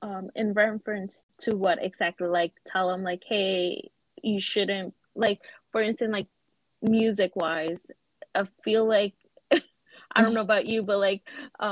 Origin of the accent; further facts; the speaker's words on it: United States; we were born and raised here in America.